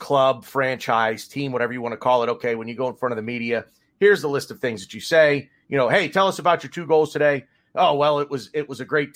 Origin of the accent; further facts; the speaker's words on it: United States; I'm American